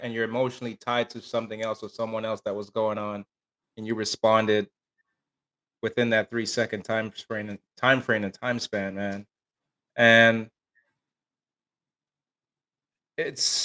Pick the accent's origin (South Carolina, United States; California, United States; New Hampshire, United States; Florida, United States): Florida, United States; Miami; I grew up in Miami, Florida.